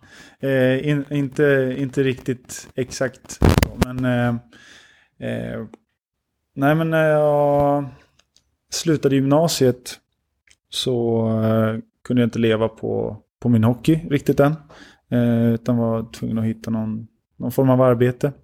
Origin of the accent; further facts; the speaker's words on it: Sweden; jag är ändå uppvuxen i Sverige